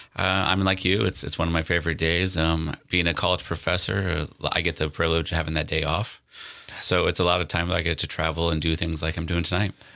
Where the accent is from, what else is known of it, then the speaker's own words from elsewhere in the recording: North Platte, Nebraska, United States; moved away; growing up in North Platte